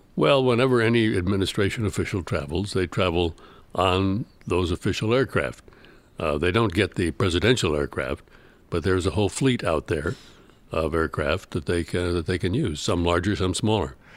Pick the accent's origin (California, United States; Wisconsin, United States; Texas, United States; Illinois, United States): Illinois, United States; Chicago; I was from, I'm from Chicago, and I'd never been really further south than Saint Louis